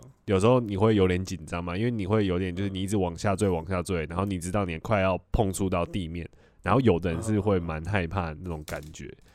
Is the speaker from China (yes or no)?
no; Taiwan; moved away as an adult; also born or lived in United Kingdom; 你因为留学生嘛，你离开台湾，